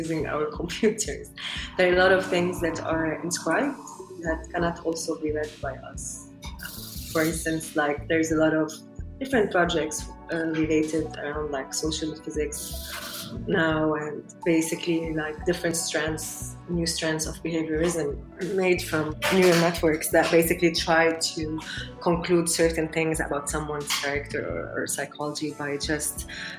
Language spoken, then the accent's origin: English; Lebanon; English is a second language; I grew up in Lebanon, which is a place that is very multilingual.